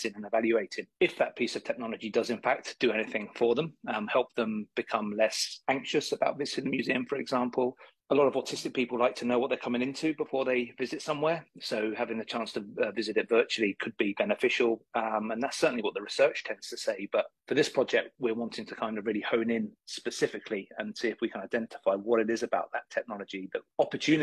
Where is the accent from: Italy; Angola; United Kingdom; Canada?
United Kingdom; moved away as an adult; also born or lived in Leeds, England / Dublin, Ireland; now in Florida, United States; I come from England. I went to school on the outskirts of London there